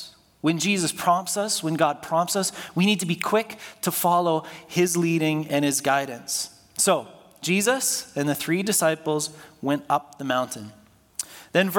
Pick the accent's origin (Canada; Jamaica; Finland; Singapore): Canada; Toronto, Ontario; When I was growing up in Scarborough